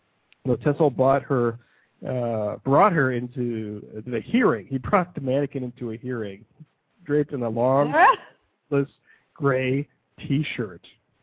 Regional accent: Ohio, United States; This is from my home state here, the great state of Ohio here

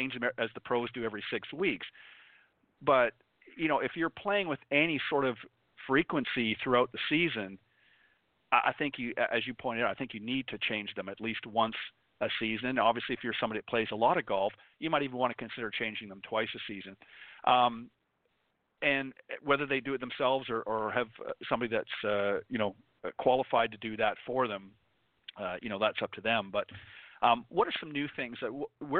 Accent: Canada; moved away; also born or lived in the Northeast; I'm originally from Canada

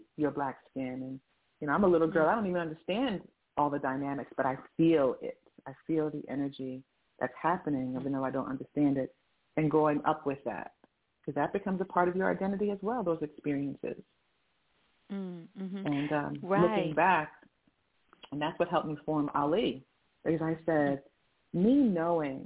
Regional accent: New Jersey, United States; moved away as an adult; now in Arizona, United States; I was born and raised in New Jersey.

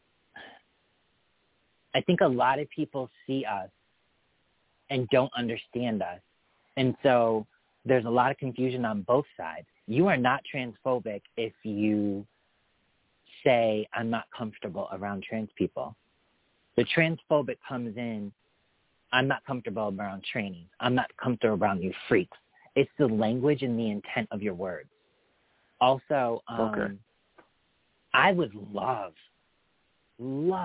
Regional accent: Western Massachusetts, United States; I grew up in Western Massachusetts

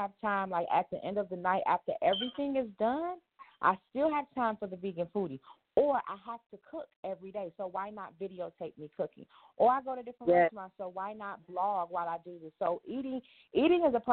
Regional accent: Detroit, Michigan, United States; moved away; also born or lived in Atlanta / New York / Las Vegas / California; I'm from Detroit. But I've lived in Atlanta, New York, Vegas, and California

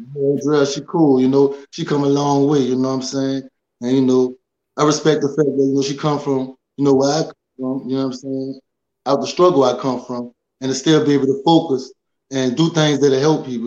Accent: New Orleans, Louisiana, United States; I'm from the Magnolia Projects

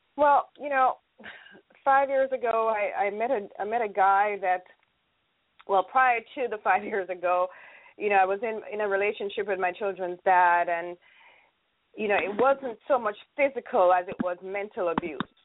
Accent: Jamaica; now in United States; I am from the beautiful island of Jamaica

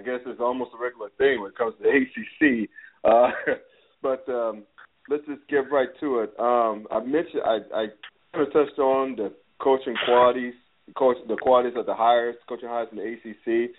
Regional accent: the South, United States; now in Cincinnati, United States; After all, I grew up in the South, so who am I to complain?

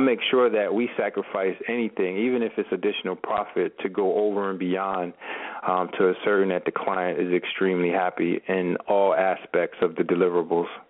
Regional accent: Camden, New Jersey, United States; I was born and raised in Camden, New Jersey, uh, which is right across the bridge from Philadelphia.

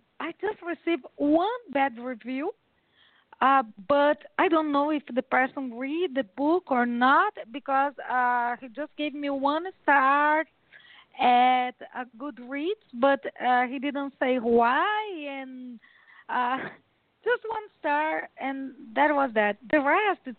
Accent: Brazil; I was born in Brazil. I'm a Brazilian.

